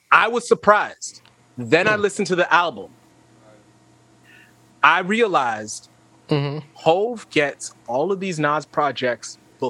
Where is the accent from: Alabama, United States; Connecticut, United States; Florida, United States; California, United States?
Florida, United States; I'm from Florida